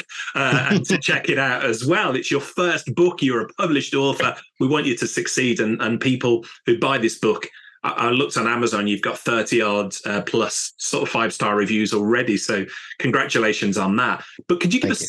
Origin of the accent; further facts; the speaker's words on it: United Kingdom; we're British